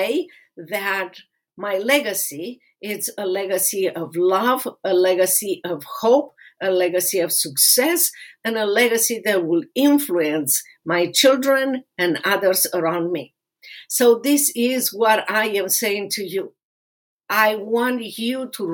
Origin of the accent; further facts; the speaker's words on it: Romania; moved away as an adult; now in United States; I suffer in that place in Romania as a kid and as a teenager